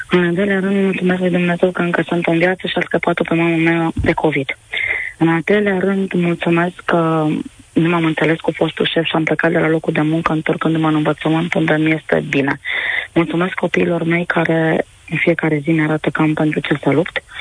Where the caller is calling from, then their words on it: Bacău, Bacău County, Romania; Ah, bună ziua … sunt de la Bacău.